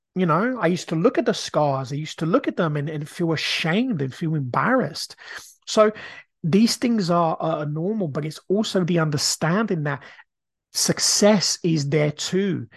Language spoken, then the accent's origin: English; Brazil; now in United Kingdom; I grew up in a council estate. When I grew up in Brazil, we were very, very poor.